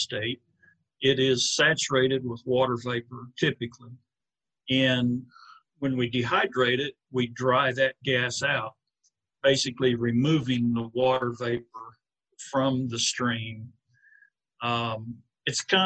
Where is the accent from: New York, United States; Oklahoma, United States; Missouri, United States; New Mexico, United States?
Oklahoma, United States; Thomas; also born or lived in Kansas / California / Burns Flat, Oklahoma / Cordell, Oklahoma; we grew up in Thomas, okay, Oklahoma